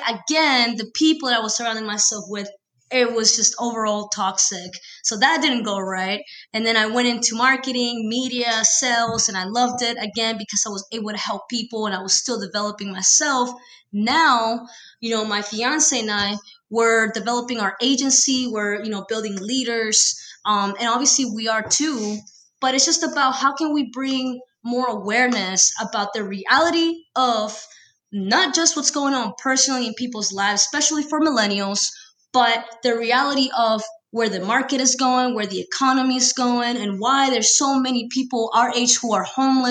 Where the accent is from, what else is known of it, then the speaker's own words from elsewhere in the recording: Peru; moved away; born and raised in Peru, I've been here for 13 years